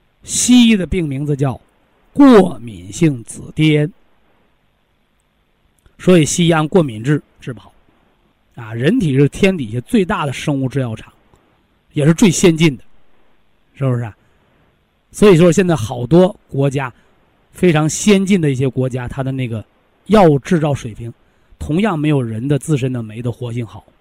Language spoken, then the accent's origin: Chinese; Shandong, China; 所以男同志逞强的，就是那山东人，山东人，我就是山东人啊，啊，脾气倔强